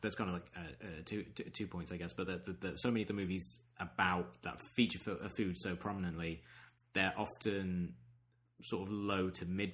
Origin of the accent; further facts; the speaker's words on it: near Leicester, East Midlands, United Kingdom; growing up near Leicester, which has a very big Indian and Pakistani population